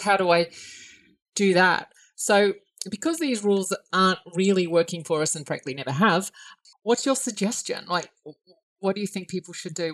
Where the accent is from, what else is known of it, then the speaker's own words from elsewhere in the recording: Australia; as an Australian